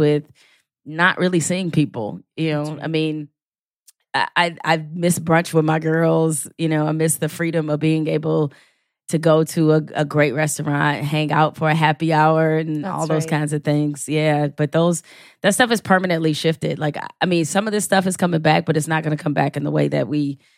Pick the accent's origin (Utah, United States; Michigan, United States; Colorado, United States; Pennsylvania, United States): Michigan, United States; Detroit; I am from Detroit. Or as I like to tell people, I'm from the real hood, not the rap hood.